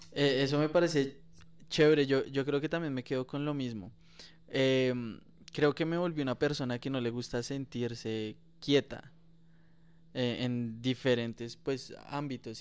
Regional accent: Colombia; como colombiano

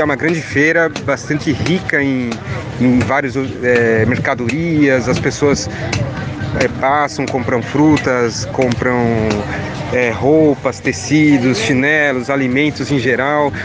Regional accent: Brazil; Como um bom é, brasileiro aqui

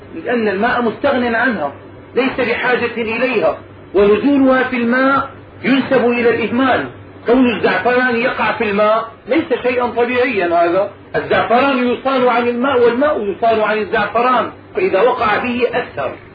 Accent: Damascus, Damascus Governorate, Syria; عندنا في دمشق

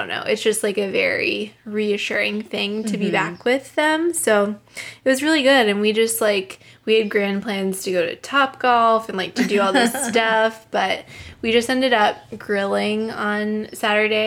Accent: Pittsburgh, Pennsylvania, United States; moved away as an adult; now in Boston, United States; I'm from Pittsburgh, and I still have a group of close high school friends

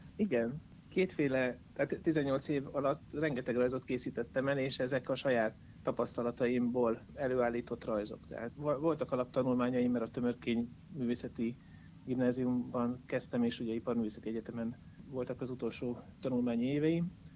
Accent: Jászberény, Jász-Nagykun-Szolnok, Hungary; moved away; also born or lived in Szeged; Jászberénybe ezért is jöttem vissza egyrészt, mert a szülővárosom

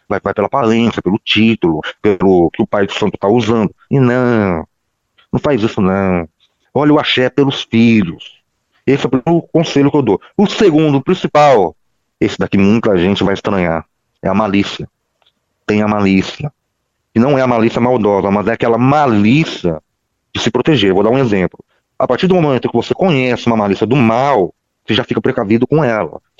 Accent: Lins, São Paulo, Brazil; Eu sou de Linhos, no estado de São Paulo. Fica uns 100 quilômetros de Bauru

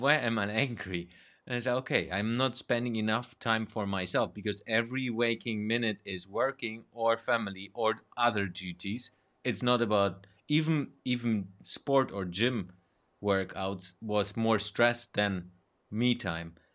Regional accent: Germany; growing up in Germany

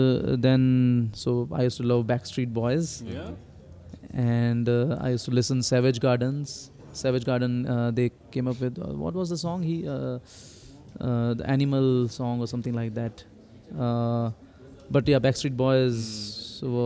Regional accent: India; moved away as an adult; also born or lived in Pune / Johannesburg, South Africa; now in South Africa; I was born in India, and then I did my schooling and college, everything in India

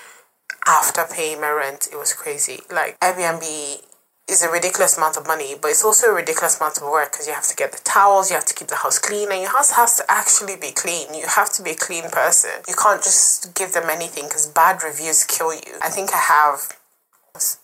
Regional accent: Nigeria; now in London, United Kingdom; I'm Nigerian

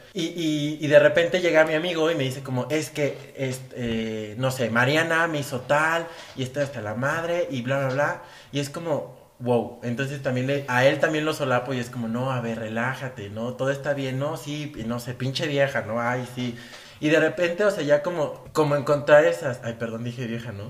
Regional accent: Mexico; los mexicanos, que somos

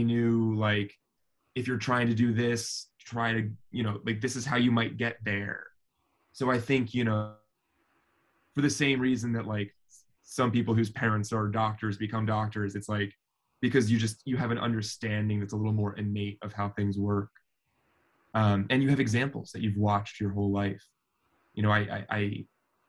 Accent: Philadelphia, Pennsylvania, United States; moved away as an adult; also born or lived in New York City, United States; now in Los Angeles, United States; I'm Philadelphian through and through. I grew up partly in New York as well, in Hell's Kitchen

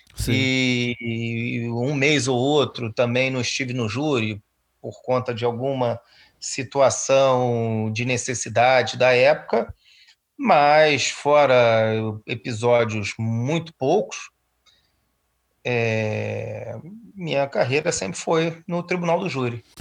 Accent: Rio de Janeiro, Brazil; eu fui criado em Auma, né, um, bairro

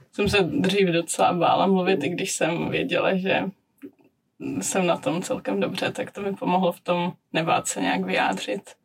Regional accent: Czechia; moved away as an adult; now in Prague, Czech Republic; u nás doma v Krušných horách

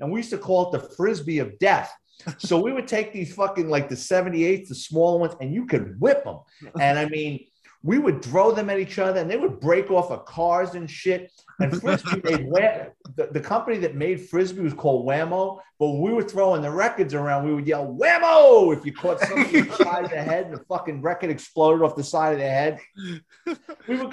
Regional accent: New York City, New York, United States; growing up in New York City in the Bronx

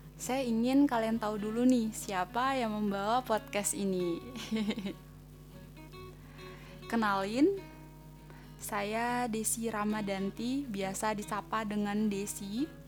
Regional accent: Fakfak, West Papua, Indonesia; moved away as an adult; also born or lived in Ambon; now in Yogyakarta, Indonesia; Lahir di Ambon tahun sembilan puluh delapan. Kalau ditanya umurnya sekarang udah dua puluh dua tahun, otownya dua puluh tiga tahun. Besar di Fakfak, Provinsi Papua Barat

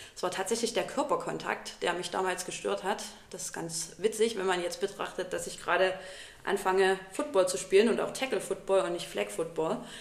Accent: Plauen, Saxony, Germany; moved away as an adult; now in Dresden, Germany; Ursprünglich komme ich aus Plauen im Vogtland.

